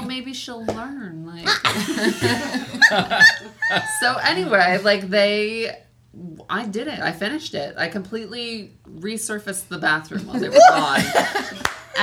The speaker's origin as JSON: {"language": "English", "town": "Highland", "region": "California", "country": "United States", "tie": "born or raised there", "said": "The town's called Highland, but it's kind of in between here and Palm Springs."}